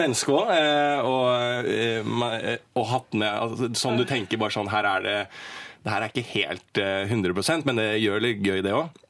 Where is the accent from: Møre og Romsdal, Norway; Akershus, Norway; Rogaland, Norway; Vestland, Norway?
Akershus, Norway; Bærums Verk; jeg er fra Bærumsverk